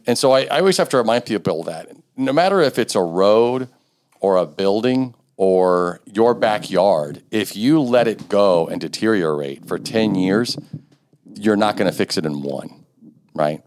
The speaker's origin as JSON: {"language": "English", "town": "Richmond", "region": "Indiana", "country": "United States", "tie": "born or raised there", "said": "I grew up on South Sixth Street, like two, two blocks from here"}